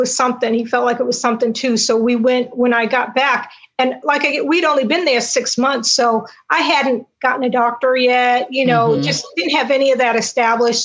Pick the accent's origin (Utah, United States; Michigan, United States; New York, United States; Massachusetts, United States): Massachusetts, United States; Cambridge; now in Greensboro, United States; I'm from Cambridge, which is just 40-some miles apart.